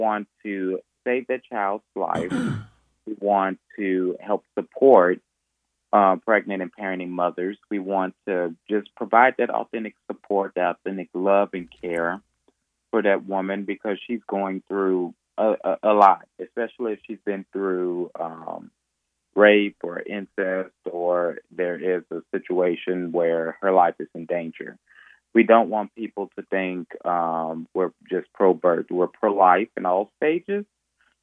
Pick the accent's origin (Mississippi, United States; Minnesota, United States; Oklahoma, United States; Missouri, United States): Mississippi, United States; McComb; also born or lived in New Orleans, Louisiana; I was born in New Orleans, Louisiana, but from the time I was 6 years old, I grew up in Macomb, Mississippi, graduated from Macomb High School, graduated from Mississippi College